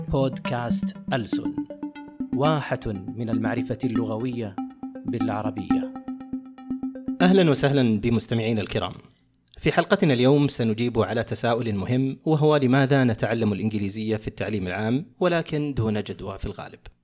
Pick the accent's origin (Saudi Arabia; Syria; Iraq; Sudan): Saudi Arabia; عندنا في السعوديه